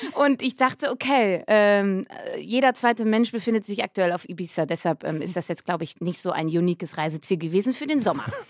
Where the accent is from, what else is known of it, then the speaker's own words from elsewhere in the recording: Schladern, North Rhine-Westphalia, Germany; also born or lived in Cologne; now in Berlin, Germany; Ich bin ähm, ja auf dem Dorf groß geworden, Köln geboren, aber mit fünf Jahren dann aufs Dorf gezogen